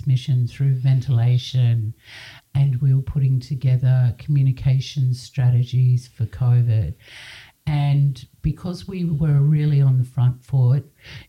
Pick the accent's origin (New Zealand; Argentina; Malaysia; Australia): Australia; Sydney, New South Wales; I was born in Sydney